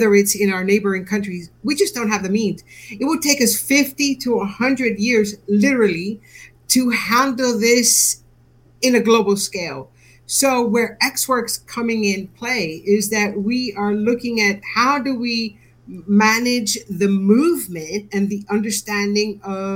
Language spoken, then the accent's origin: English; United States; moved away as an adult; now in United Kingdom; my heart is from the U.S. I moved to the U.K., some years ago. So I'm an American, moved to the UK